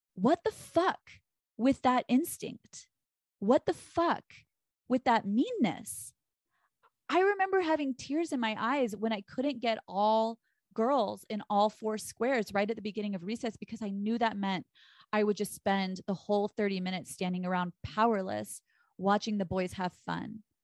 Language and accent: English; Texas, United States; I'm from Texas